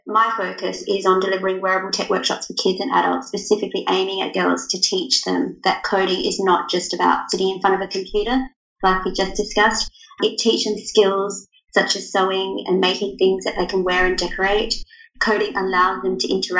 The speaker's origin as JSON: {"language": "English", "country": "Australia", "said": "I'm from Australia, if you can't tell from my accent"}